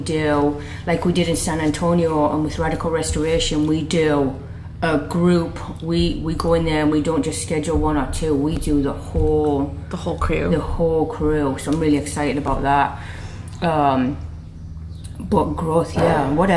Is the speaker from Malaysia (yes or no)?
no; England, United Kingdom; moved away